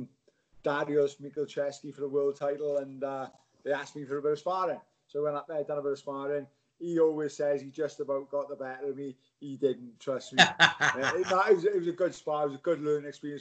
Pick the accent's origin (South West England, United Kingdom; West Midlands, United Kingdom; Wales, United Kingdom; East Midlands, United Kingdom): Wales, United Kingdom; Swansea; Swansea boy, Genros. I was a Genros boy